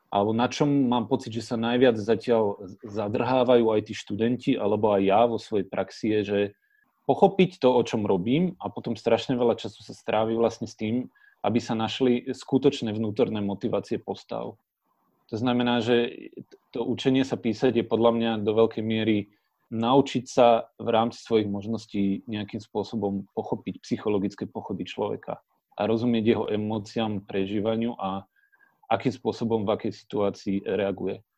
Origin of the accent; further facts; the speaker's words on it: Orava, Žilina Region, Slovakia; Ja pochádzam z Oravy a my sme zjednodušene povedané agrárna rodina